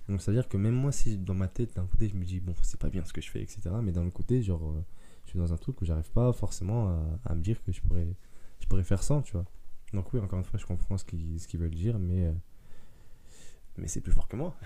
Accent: Paris suburbs, Île-de-France, France; also born or lived in Mayotte; je suis né à Mayotte. je suis arrivé en France vers l'âge d'un an et demi, deux ans. Et puis après, voilà, j'ai grandi dans la banlieue parisienne

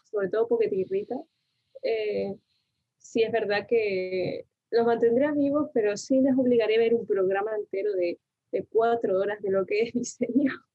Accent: Tenerife, Canary Islands, Spain; also born or lived in Argentina; nací en Argentina y me mudé a Tenerife, bueno, me mudó mi madre más bien a Tenerife eh, con siete años

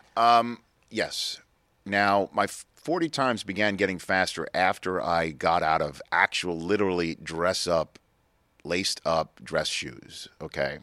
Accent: New York City, New York, United States; I grew up in New York City.

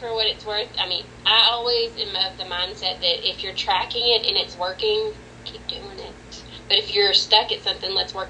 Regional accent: Texas, United States; So I'm from Texas. So whenever I was in Texas, I did full facilities management.

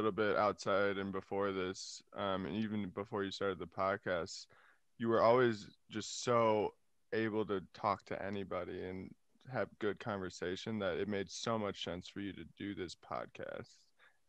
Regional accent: Appleton, Wisconsin, United States; moved away; also born or lived in Arizona; born in Arizona, but didn't live there. I think only lived there for like 3 years. Most of my life lived in Appleton, Wisconsin.

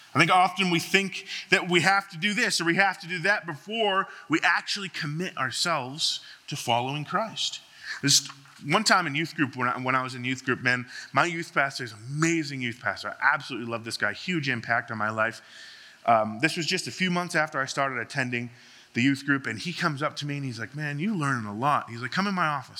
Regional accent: Boston, Massachusetts, United States; moved away; I grew up in, in Boston, Massachusetts

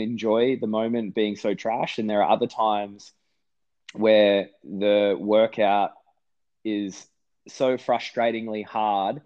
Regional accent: Australia; the Aussie

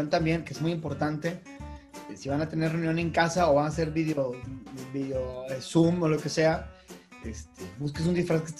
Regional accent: Northeast Mexico, Mexico; no es que yo no me sienta como mexicano o así, pero definitivamente las culturas como las tecas, eh, bueno, la maya ni se diga, que es muchísimo más del centro del país, pero pues las culturas mexicanas, las culturas así prehispánicas, no son de los norestenses, nos moleste no nos moleste

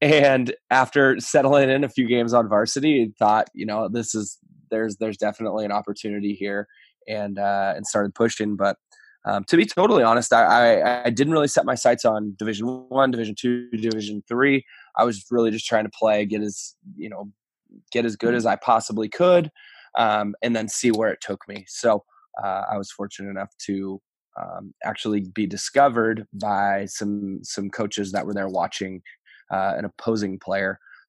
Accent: Reading, Pennsylvania, United States; Yeah, so I think for me, growing up in Reading, we didn't have access to a lot of college baseball.

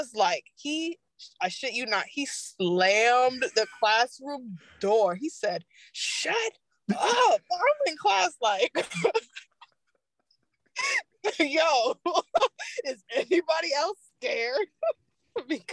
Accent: New York, United States; moved away; also born or lived in Henry County, Georgia; I grew up in New York, and those public schools, not all that.

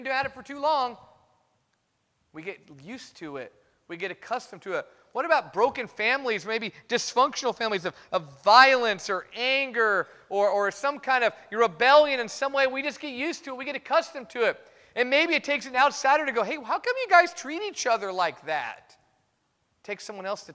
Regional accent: Fresno, California, United States; I grew up in Fresno

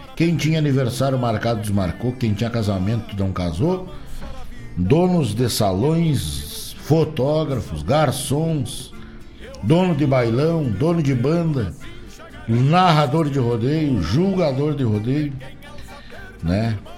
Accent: Rio Grande do Sul, Brazil; eu sou gaúcho

